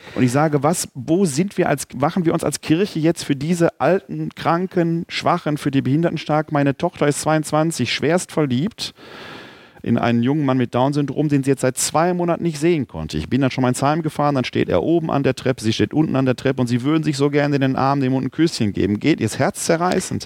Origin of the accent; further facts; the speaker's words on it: Ruhr area, North Rhine-Westphalia, Germany; now in Wuppertal, Germany; ich auch bin ja ein Kind des Ruhrgebietes